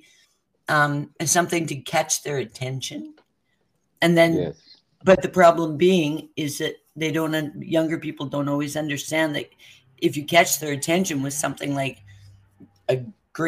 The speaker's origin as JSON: {"language": "English", "country": "Canada", "said": "I'm Canadian"}